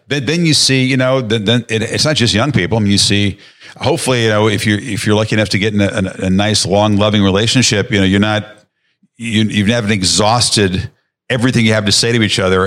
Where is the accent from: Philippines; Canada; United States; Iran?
United States; outside of Chicago, Illinois; I grew up outside of Chicago